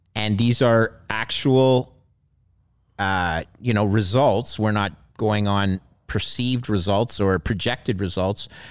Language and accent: English; Montreal, Quebec, Canada; I grew up in Montreal